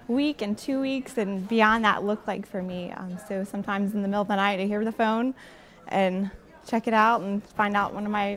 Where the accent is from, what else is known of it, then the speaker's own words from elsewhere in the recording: Ponchatoula, Louisiana, United States; I actually grew up in Ponchatoula